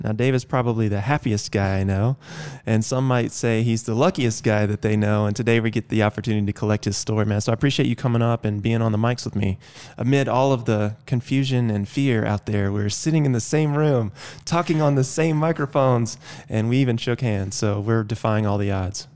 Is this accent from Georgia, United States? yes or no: yes; Athens, Georgia, United States; moved away; I grew up in Athens, Georgia, which is a beautiful college town